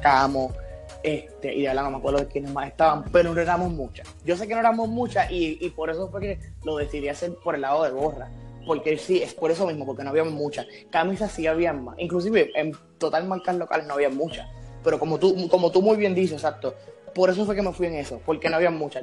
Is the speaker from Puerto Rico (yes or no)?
yes; San Juan, Puerto Rico; soy acá de, San Juan.